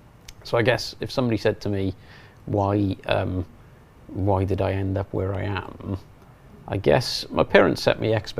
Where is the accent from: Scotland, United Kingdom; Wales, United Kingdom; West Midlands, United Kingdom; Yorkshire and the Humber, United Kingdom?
Wales, United Kingdom; Mountain Ash; I grew up in a little place in the South Wales valleys.